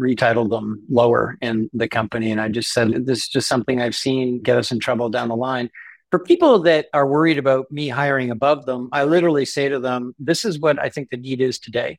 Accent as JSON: {"language": "English", "country": "Canada", "said": "Being a Canadian entrepreneur"}